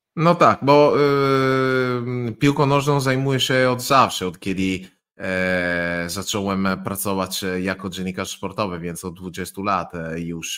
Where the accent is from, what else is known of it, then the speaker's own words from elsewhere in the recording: Italy; Polish is a second language; mieszkając blisko Słowenii, więc e, blisko środkowej Europy